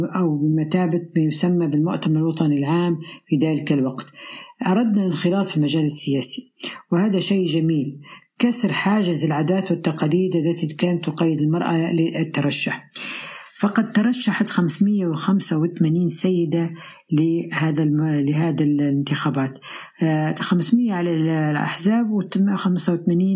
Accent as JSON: {"language": "Arabic", "town": "Tripoli", "region": "Tripoli District", "country": "Libya", "said": "من طرابلس العاصمة طرابلس ليبيا"}